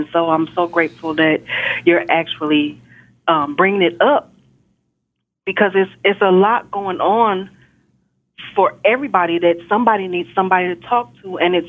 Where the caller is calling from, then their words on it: Texas, United States; I'm calling from Texas.